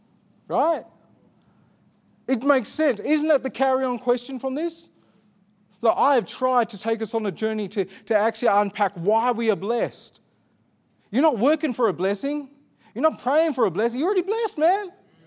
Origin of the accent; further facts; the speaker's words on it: Armidale, New South Wales, Australia; I look like this. I grew up in Armidale.